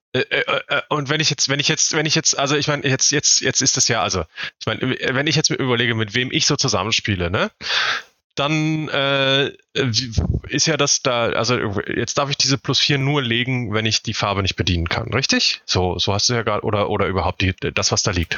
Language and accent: German; Northern Germany, Germany; ich komme auch nicht aus Süddeutschland. Also es gibt keine, keine Brauhaus, Wirtshaus, Biergartenkultur in Norddeutschland